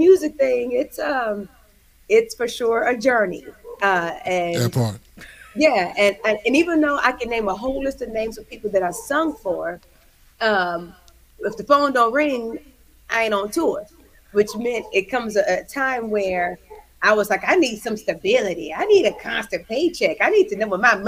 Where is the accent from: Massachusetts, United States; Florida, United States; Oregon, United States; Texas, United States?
Texas, United States; Houston; now in California, United States; Born and raised in Houston, Texas. I'm a Southern girl to the core, living in California now